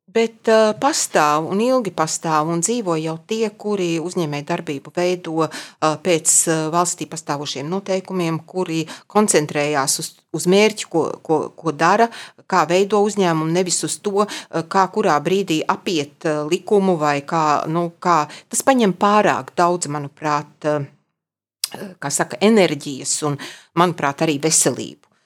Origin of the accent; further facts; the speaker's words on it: Ogre, Vidzeme, Latvia; also born or lived in Dunika / Jaunjelgava; es esmu izaugusi tiešām kā vidzemniece